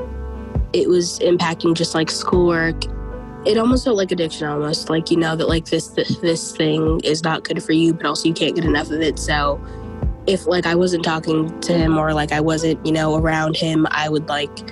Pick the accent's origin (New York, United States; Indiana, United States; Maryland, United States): New York, United States; New York City; I'm 17 years old and I'm from Brooklyn, New York.